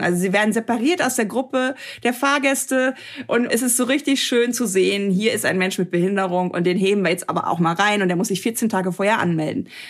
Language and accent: German; Germany; hier in Deutschland